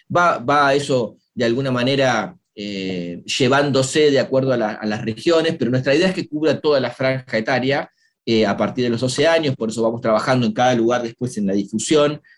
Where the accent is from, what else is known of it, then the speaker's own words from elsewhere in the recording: Argentina; somos argentinos